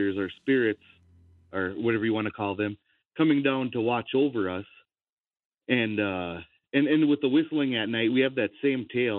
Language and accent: English; Bois Forte Band of Chippewa, Minnesota, United States; I'm Anishinaabe from Boys Fort Band of Chippewa here in Minnesota